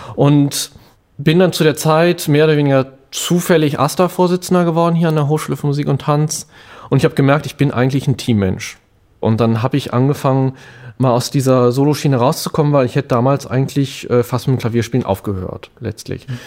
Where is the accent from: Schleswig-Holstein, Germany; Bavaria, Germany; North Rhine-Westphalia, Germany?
North Rhine-Westphalia, Germany; Bonn; also born or lived in Cologne; ich bin aus dem Rheinland, in Bonn aufgewachsen, in Köln gelebt